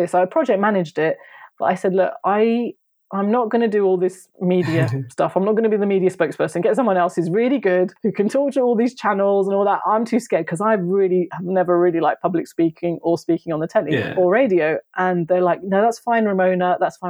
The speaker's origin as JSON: {"language": "English", "area": "Kent", "region": "South East England", "country": "United Kingdom", "also_born_or_lived": "London", "said": "I left London because I was living in London as well at that time, even though I'm from Kent. And I moved back to Kent with my mum"}